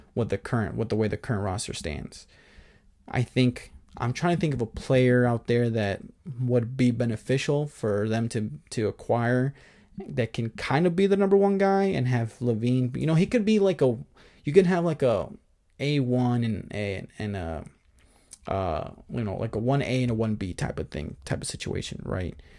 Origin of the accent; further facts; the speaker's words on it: Chicago, Illinois, United States; moved away; I don't live in Chicago. I'm just from Chicago